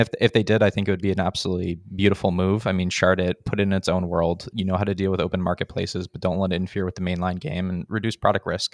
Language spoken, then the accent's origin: English; United States; now in Sweden; I live in Sweden, and I'm American.